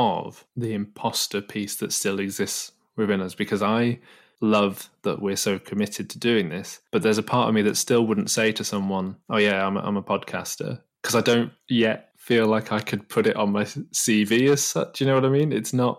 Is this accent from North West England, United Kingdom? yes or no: yes; Manchester, North West England, United Kingdom; when we finished uni, you know, I moved back to my hometown and seeing everyone, you know, like yourself, that stayed more in and around Manchester